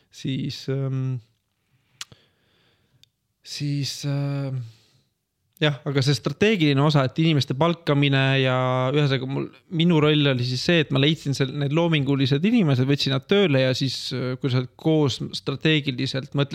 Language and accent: Estonian; Estonia; also born or lived in Finland; ja ma kolisin ära tagasi Eestisse